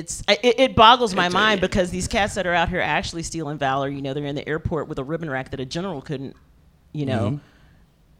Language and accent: English; East Texas, United States; I grew up in East Texas